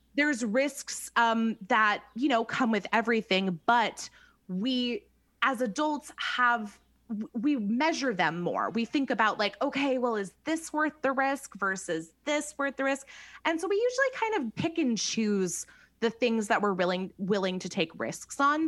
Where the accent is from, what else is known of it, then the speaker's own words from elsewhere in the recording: California, United States; we're from California